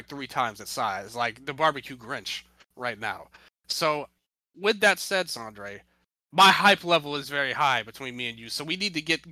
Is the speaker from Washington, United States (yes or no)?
no; Memphis, Tennessee, United States; I'm from Memphis, Tennessee. That's my hometown